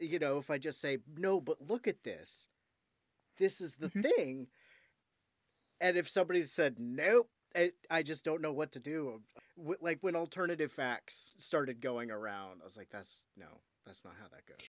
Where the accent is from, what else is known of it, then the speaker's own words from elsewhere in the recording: Ohio, United States; I was from Ohio